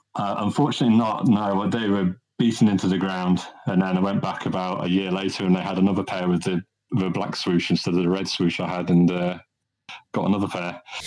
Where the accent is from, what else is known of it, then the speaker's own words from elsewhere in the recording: Midlands, United Kingdom; I'm from the Midlands, so uh, I live in a, uh-huh. in a in a county town